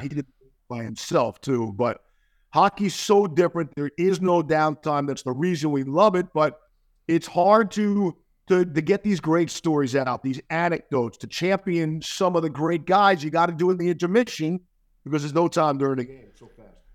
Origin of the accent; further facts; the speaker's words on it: New York, United States; a native New Yorker who grew up with Rangers, Islanders